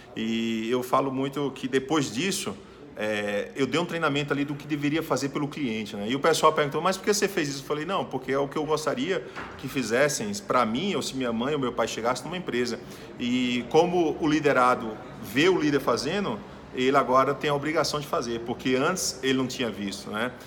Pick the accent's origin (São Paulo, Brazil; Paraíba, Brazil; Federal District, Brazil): Paraíba, Brazil; moved away as an adult; also born or lived in Blumenau, Santa Catarina; now in Southern Brazil; eu sou lá da Paraíba, eu vim morar no Sul